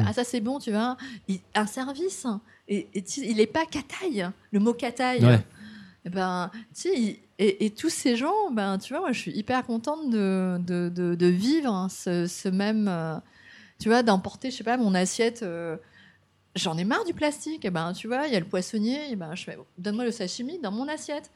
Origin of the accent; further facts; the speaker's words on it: France; moved away as an adult; also born or lived in Vietnam; now in Japan; je suis française, hein, je suis, je suis, je suis née au Vietnam, j'étais adoptée